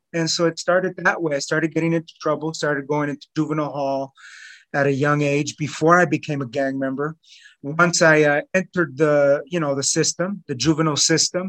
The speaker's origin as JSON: {"language": "English", "town": "Los Angeles", "region": "California", "country": "United States", "tie": "born or raised there", "also_born_or_lived": "North Hills, Los Angeles", "said": "I grew up in East Los Angeles."}